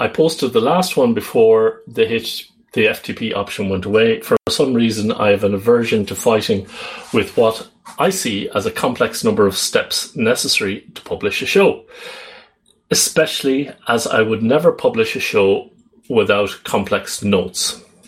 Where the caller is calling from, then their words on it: Netherlands; I'm calling in from the Netherlands.